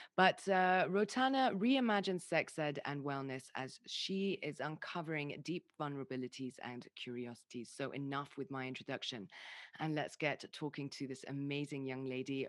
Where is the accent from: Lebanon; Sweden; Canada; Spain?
Lebanon; also born or lived in United Kingdom; I'm half mm. Lebanese, I'm half English